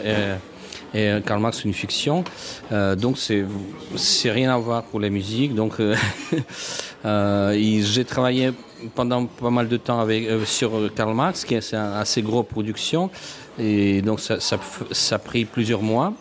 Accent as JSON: {"language": "French", "country": "Russia", "second_language": "French", "moved": "yes", "said": "je suis russe"}